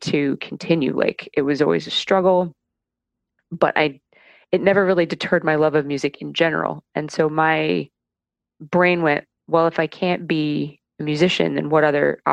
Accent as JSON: {"language": "English", "town": "North Canton", "region": "Ohio", "country": "United States", "tie": "born or raised there", "said": "up in North Canton, Ohio, a few forays into other places, but mostly grew up in Ohio"}